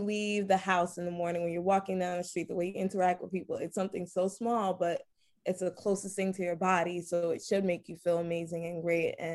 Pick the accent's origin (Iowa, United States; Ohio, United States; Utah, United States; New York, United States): New York, United States; New York City; I'm from Brooklyn, New York